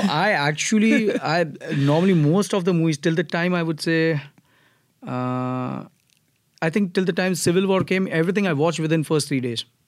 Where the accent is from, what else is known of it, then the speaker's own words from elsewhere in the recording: Mumbai, Maharashtra, India; moved away as an adult; now in United States; I come from Mumbai, Maharashtra